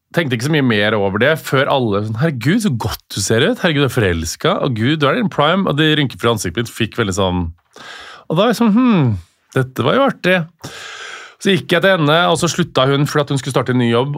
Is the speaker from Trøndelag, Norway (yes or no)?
yes; Stjørdal, Trøndelag, Norway; moved away; vi kommer fra Stjørdal